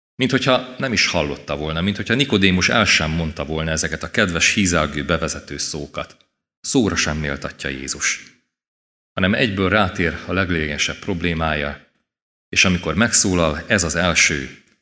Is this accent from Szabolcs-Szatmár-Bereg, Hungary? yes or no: yes; Kisvárda, Szabolcs-Szatmár-Bereg, Hungary; az egész családdal itt ültünk a templomban. Délelőtt is, délután is, és én gyerekként is szívesen jöttem.